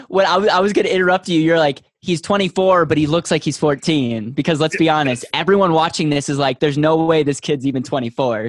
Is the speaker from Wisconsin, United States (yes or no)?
yes; Wisconsin, United States; now in Denver, United States; I was originally from Wisconsin